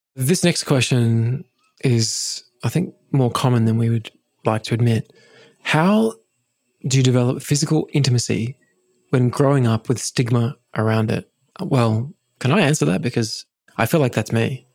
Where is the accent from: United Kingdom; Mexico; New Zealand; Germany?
United Kingdom; England; I grew up in England